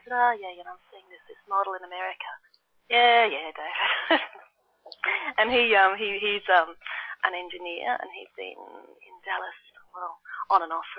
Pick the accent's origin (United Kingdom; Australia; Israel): Australia; Brisbane, Queensland; now in Sydney, Australia; I live in Sydney, which people will be familiar with, so it's on the east coast of Australia. I was born further north in Brisbane, which is much warmer.